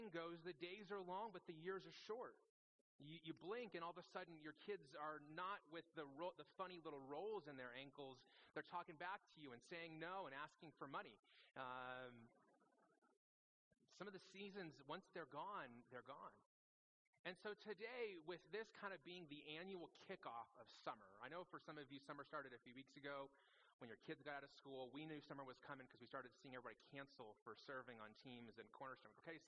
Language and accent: English; Las Vegas, Nevada, United States; also born or lived in Phoenix, Arizona; now in Prescott, United States; I grew up in Las Vegas